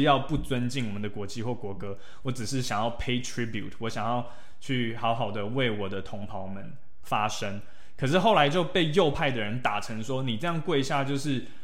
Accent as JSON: {"language": "Chinese", "country": "Taiwan", "moved": "yes", "said": "我们台湾人到了美国，我们同样也是少数族裔"}